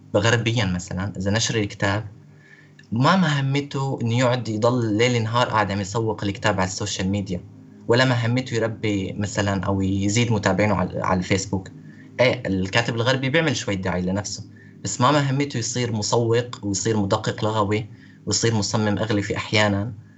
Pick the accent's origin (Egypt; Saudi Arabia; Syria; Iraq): Syria; moved away as an adult; now in Hungary; انا كسوري عايش بهنغاريا